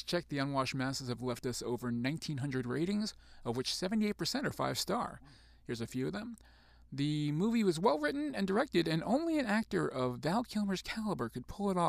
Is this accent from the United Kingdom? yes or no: no; New Zealand; but then again, I'm from New Zealand. What would you expect me to say?